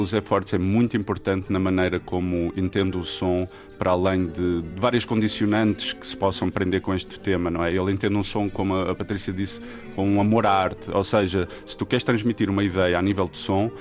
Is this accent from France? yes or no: no; Trás-os-Montes, Portugal; sendo transmontano